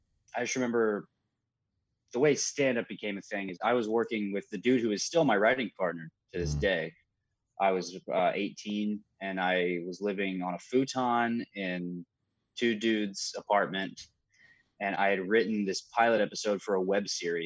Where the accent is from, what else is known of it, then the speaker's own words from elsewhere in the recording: Eaton, Ohio, United States; also born or lived in Kettering; I was born in Kettering. Lived in Eaton.